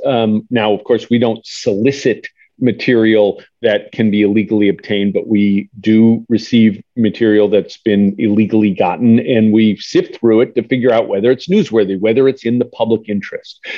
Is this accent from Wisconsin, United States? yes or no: yes; Wisconsin, United States; I'm from Wisconsin